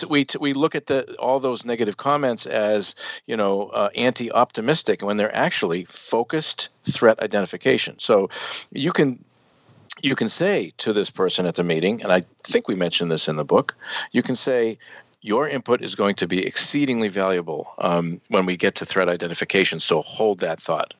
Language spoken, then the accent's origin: English; United States; also born or lived in Netherlands; As an American